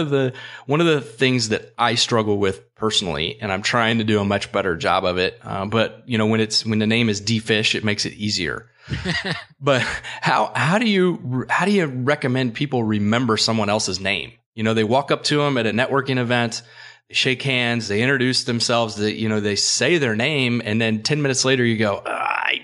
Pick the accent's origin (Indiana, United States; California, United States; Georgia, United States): Indiana, United States; Anderson; moved away; Anderson, Indiana